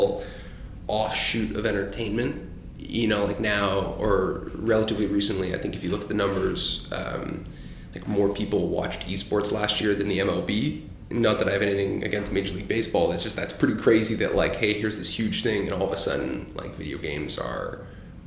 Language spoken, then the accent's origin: English; Paris, Ontario, Canada; also born or lived in Hamilton, Ontario / Halifax, Nova Scotia; I grew up really in like a small town, Paris, Ontario